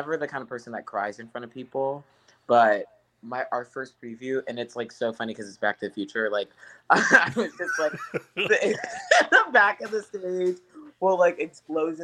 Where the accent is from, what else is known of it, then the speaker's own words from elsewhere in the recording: St. Louis, Missouri, United States; also born or lived in Cleveland, United States; now in New York City, United States; I'm from St. Louis